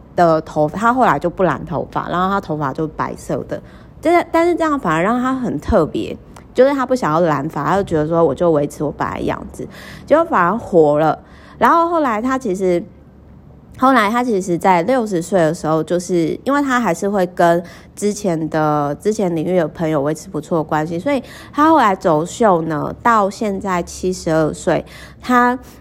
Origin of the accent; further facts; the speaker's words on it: Kaohsiung, Taiwan; moved away; 我每次回高雄老家，因为我老家其实是在美术馆附近